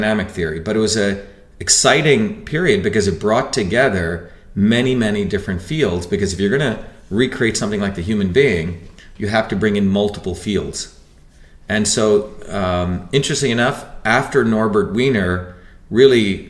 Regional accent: India; now in United States; When I was growing up in India, my great-grandfather could do, you know, fractional multiplication in his head

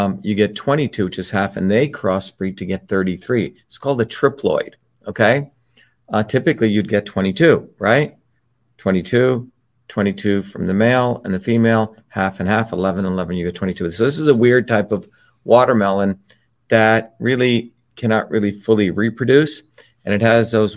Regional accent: India; when I was young, growing up in India

